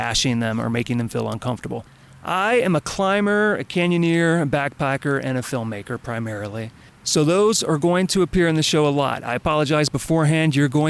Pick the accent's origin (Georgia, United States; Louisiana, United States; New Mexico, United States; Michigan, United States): Louisiana, United States; Baton Rouge; now in Los Angeles, United States; I was born in Baton Rouge, Louisiana in 1977